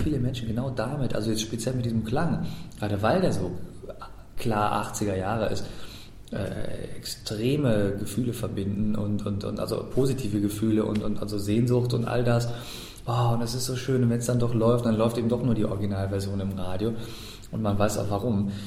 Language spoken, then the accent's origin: German; Germany; als Deutscher